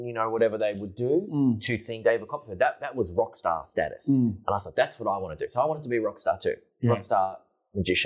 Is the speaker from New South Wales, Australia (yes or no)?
no; Lysterfield, Victoria, Australia; We grew up in Listerfield